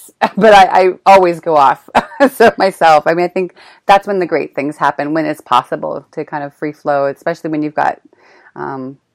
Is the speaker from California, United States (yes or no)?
yes; Sebastopol, California, United States; moved away as an adult; also born or lived in Marin County, California; now in Prague, Czech Republic; I grew up in Sebastopol, Forestville, Healdsburg-y zone.